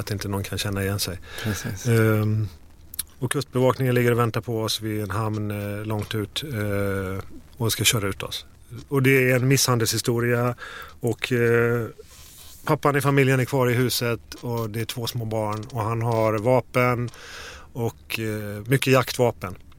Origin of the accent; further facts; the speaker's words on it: Falkenberg, Halland County, Sweden; moved away; västkusten, Falkenberg